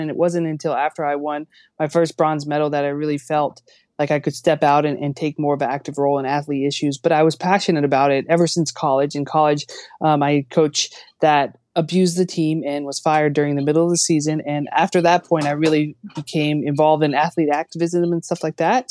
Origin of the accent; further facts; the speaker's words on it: United States; as an American athlete